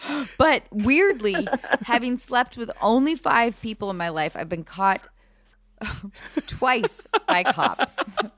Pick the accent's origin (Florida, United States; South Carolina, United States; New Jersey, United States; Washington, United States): Washington, United States; Edmonds; I grew up in Edmonds, Washington